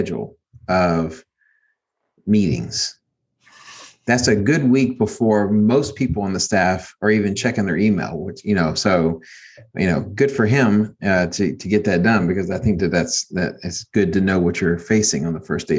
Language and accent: English; Maryland, United States; now in Texas, United States; I'm from Maryland